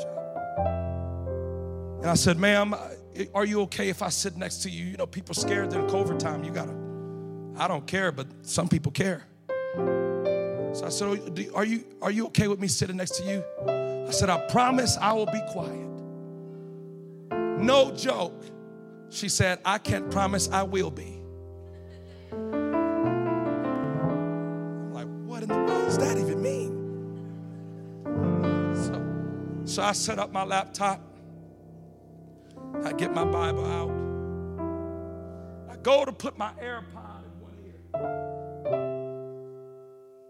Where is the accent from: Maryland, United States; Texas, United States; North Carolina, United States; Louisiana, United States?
Louisiana, United States; I'm from Louisiana.